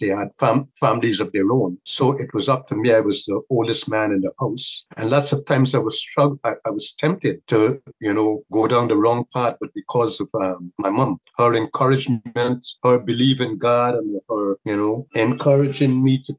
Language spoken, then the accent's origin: English; Guyana; At that time, it was rough. But generally speaking, I will say that it's made me a stronger person.